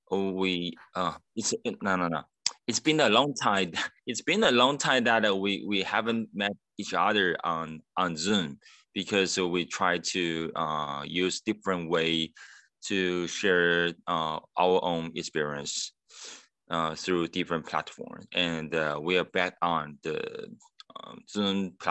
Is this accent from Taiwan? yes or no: yes; Hsinchu, Taiwan; I'm from Hsinchu